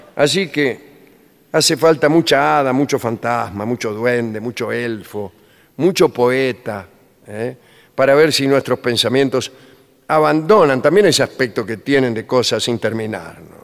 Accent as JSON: {"language": "Spanish", "region": "Buenos Aires", "country": "Argentina", "said": "Yo soy un habitante de Buenos Aires"}